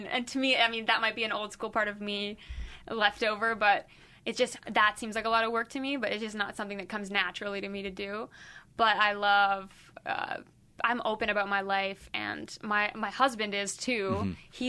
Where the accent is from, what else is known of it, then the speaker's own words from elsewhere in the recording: Philippines; like I grew up in the Philippines, and saying stupid is a really mean and really horrible thing to say there.